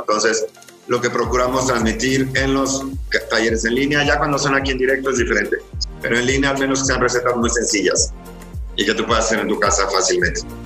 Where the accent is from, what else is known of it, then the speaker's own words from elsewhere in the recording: State of Mexico, Mexico; also born or lived in Paris, France / Yucatán; nací en el Estado de México